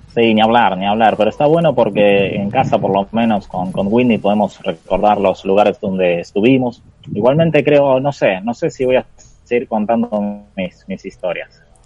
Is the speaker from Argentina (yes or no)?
yes; Argentina; le dije que era de Argentina